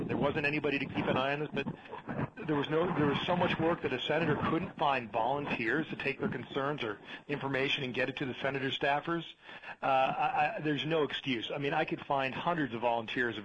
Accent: Princeton, New Jersey, United States; moved away as an adult; now in Arizona, United States; I was raised in New Jersey, liberal town of Princeton, New Jersey

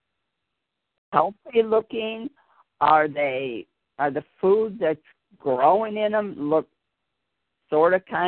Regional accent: Chicago, Illinois, United States; I was born in Chicago

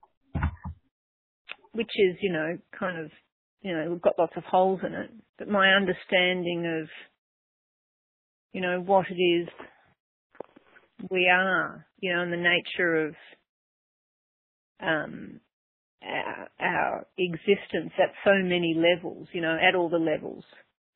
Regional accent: Melbourne, Victoria, Australia; now in Byron Bay, Australia; I'm actually from Melbourne, but at the moment I live near the easternmost tip, Byron Bay, halfway up the country

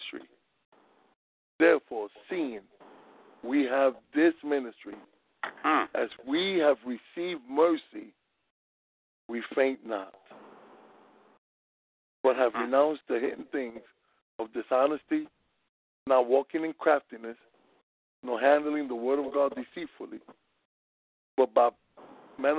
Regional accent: New York City, New York, United States; raised in the South Bronx in New York City

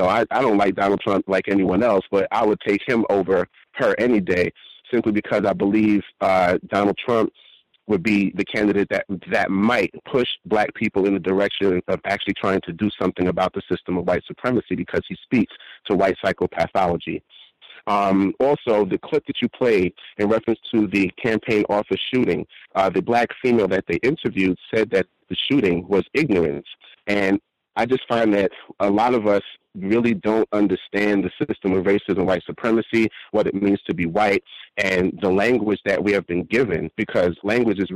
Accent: New York City, New York, United States; I grew up in Park Slope and Prospect Heights, and I also grew up in Fort Greene

